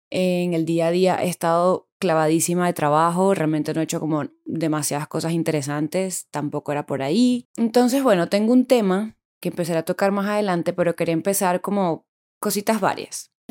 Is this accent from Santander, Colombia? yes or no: no; Bogotá, Colombia; now in Medellín, Colombia; la mayoría somos personas que vinimos de Bogotá a vivir a Medellín y claramente no teníamos grupo acá